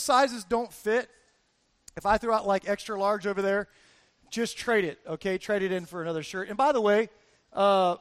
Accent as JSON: {"language": "English", "town": "Fort Lauderdale", "region": "Florida", "country": "United States", "said": "I'm from Fort Lauderdale, Florida"}